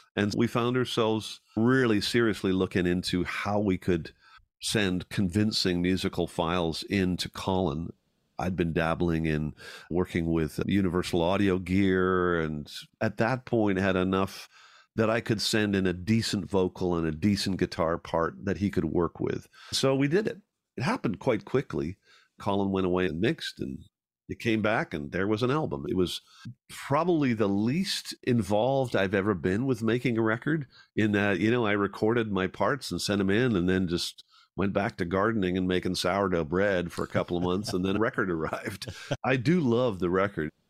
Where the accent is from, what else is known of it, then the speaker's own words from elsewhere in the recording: Ireland; now in Canada; Growing up in Ireland